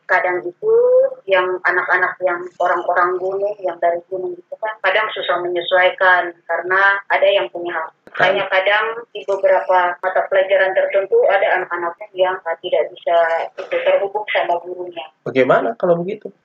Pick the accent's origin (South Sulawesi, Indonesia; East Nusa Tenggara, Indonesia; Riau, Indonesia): East Nusa Tenggara, Indonesia; Kupang; now in Sentani, Indonesia; asalnya dari Kupang, Nusa Tenggara Timur. Sekarang saya ngajar di, sekarang saya ada di berdomisili di Papua, ya di Sentani